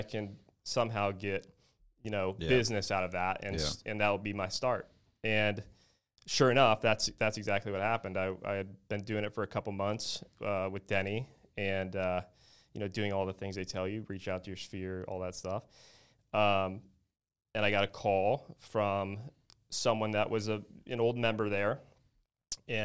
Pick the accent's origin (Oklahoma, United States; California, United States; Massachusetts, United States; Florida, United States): Florida, United States; Naples; Obviously, I'm from Naples, Florida, and I was kind of raised in the real estate world here.